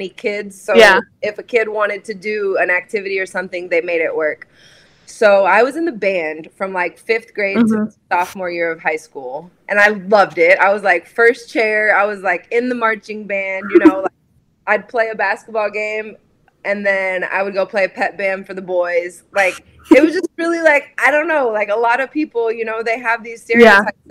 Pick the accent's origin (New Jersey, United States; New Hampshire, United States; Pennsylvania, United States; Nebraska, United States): Nebraska, United States; moved away as an adult; also born or lived in Raleigh, North Carolina; I was born and raised in Nebraska, in a small farming community outside of Lincoln